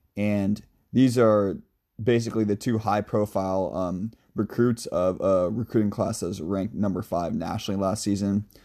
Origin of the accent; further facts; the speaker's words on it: Seattle, Washington, United States; I'm from Seattle.